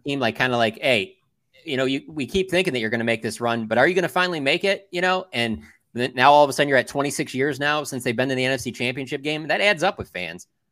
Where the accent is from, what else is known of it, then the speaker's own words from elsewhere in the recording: Detroit, Michigan, United States; I'm actually from Detroit